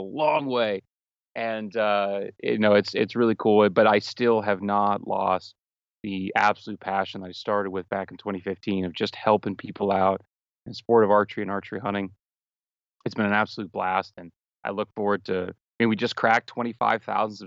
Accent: Central Pennsylvania, United States; I'm just your run of the mill middle school English teacher from Central Pennsylvania

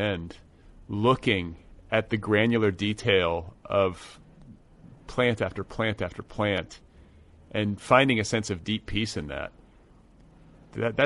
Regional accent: Midwest, United States; I grew up in the Midwest.

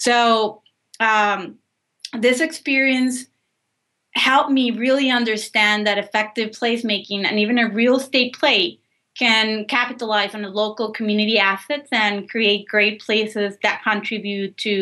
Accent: Monterrey, Nuevo León, Mexico; moved away as an adult; now in New Orleans, United States; I was raised in Monterrey, Mexico

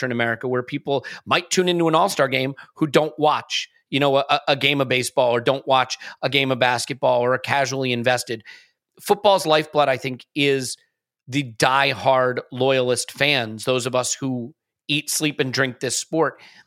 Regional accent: United States; I am American.

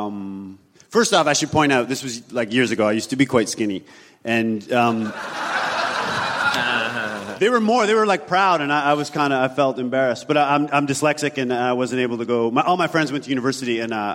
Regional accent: Canada; as a Canadian

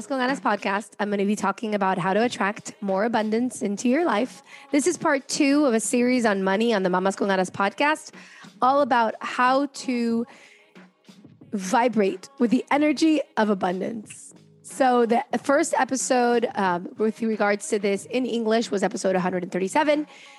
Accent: Cincinnati, Ohio, United States; also born or lived in Caracas, Venezuela / France; I was born in Caracas, Venezuela, and then I moved to Cincinnati for 4 years, and I moved to France. I moved back to Cincinnati.

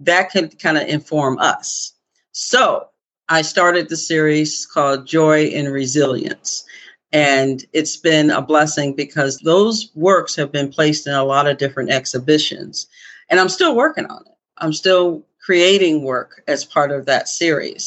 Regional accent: near Syracuse, upstate New York, United States; also born or lived in Philadelphia, Pennsylvania; I was born in Philadelphia, but I was raised primarily in upstate New York, near Syracuse, New York

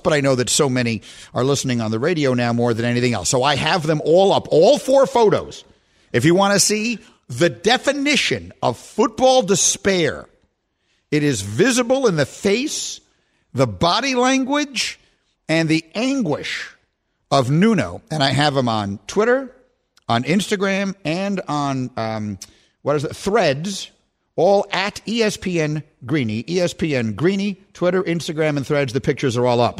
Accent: New York, United States; moved away as an adult; also born or lived in Chicago; I grew up in Lower Manhattan.

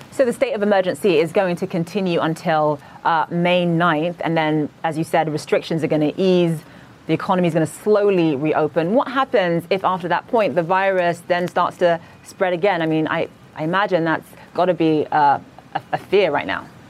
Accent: Nigeria; now in New York, United States; I'm originally from Nigeria

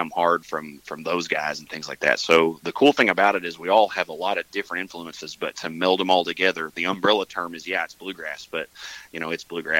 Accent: Mountain View, United States; I play upright bass, and I'm from Mountain View.

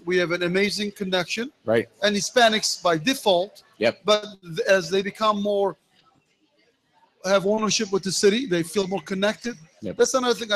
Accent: Indianapolis, Indiana, United States; I live here. This is my hometown

